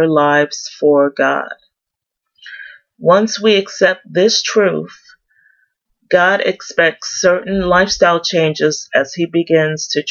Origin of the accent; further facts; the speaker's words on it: New York City, New York, United States; I'm originally from New York City, go Yankees, and raised in Queens.